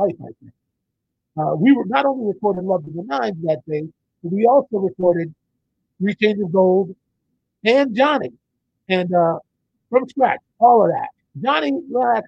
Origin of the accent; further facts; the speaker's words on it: Minneapolis, Minnesota, United States; I was born and raised in Minneapolis.